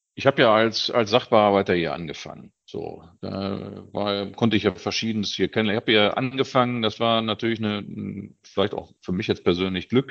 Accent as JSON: {"language": "German", "town": "Göttingen", "region": "Lower Saxony", "country": "Germany", "tie": "born or raised there", "also_born_or_lived": "Hannover", "moved": "yes", "said": "ich bin geborener Niedersachse, bin auch also nicht aus dem Ruhrgebiet, sondern äh, in Göttingen geboren, habe dann äh, 20 Jahre in Hannover gelebt"}